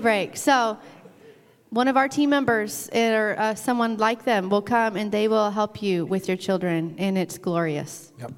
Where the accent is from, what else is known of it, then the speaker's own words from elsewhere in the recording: Arkansas, United States; now in Michigan, United States; when I was growing up in Arkansas